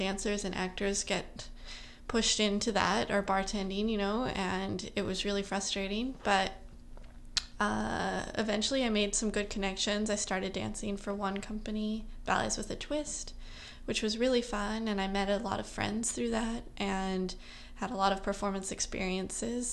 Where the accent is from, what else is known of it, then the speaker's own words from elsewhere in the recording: Utah, United States; now in New York City, United States; I'm from Utah originally, like I just said, and I trained in Utah in a couple studios growing up